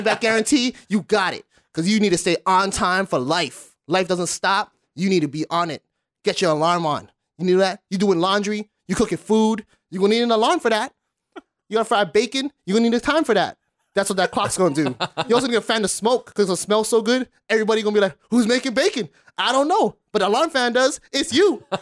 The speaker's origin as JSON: {"language": "English", "town": "Honolulu", "region": "Hawaii", "country": "United States", "said": "I'm from Kalihi"}